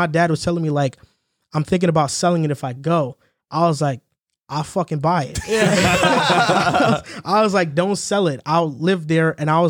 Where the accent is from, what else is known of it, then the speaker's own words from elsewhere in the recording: El Salvador; I'm from El Salvador, and he's gonna try to build a beach out.